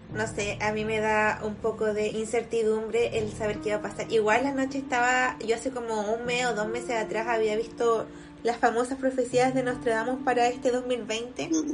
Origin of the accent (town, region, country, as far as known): Chile